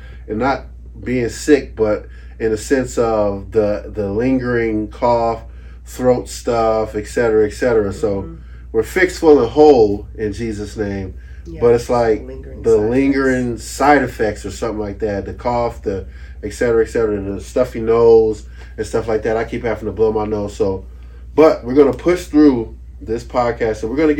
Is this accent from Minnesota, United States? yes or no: no; Detroit, Michigan, United States; I was born and raised in Detroit, Michigan. From D-Town, what up, doe? You feel me? From the D.